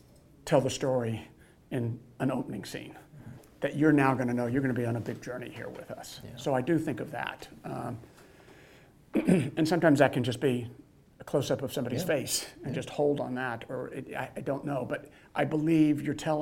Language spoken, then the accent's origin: English; Texas, United States; I grew up in Texas